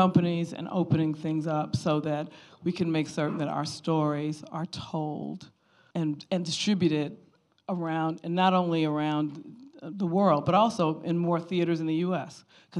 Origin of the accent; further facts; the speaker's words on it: United States; moved away as an adult; now in London, United Kingdom; I've lived here for a long time. I've lived here for 14 years. As you can tell, I'm an American.